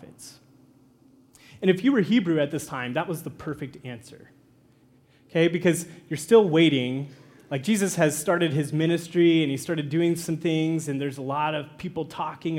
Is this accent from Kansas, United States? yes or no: yes; Kansas, United States; moved away as an adult; In Kansas, where I'm from, there's no mountains